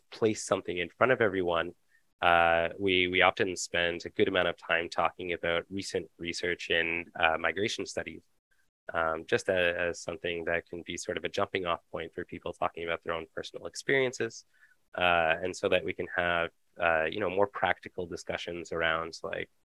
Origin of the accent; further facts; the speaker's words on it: London, Ontario, Canada; I was actually born and raised in London, Ontario.